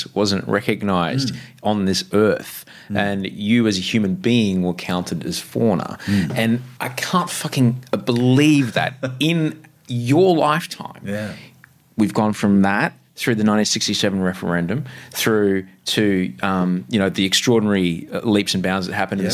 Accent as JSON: {"language": "English", "region": "Queensland", "country": "Australia", "tie": "born or raised there", "said": "growing up in Queensland"}